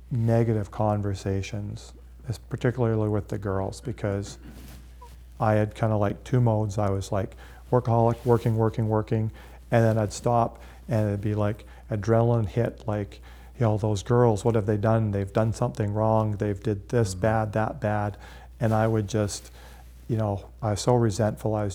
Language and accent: English; Calgary, Alberta, Canada; and then he found out I was from Calgary.